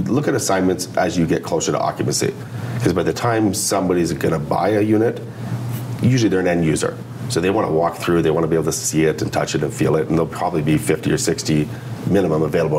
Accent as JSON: {"language": "English", "town": "Burlington", "region": "Ontario", "country": "Canada", "tie": "born or raised there", "lives_now": "Oakville, Canada", "said": "Recently moved to Oakville, but I grew up in Burlington, so I know the area quite well."}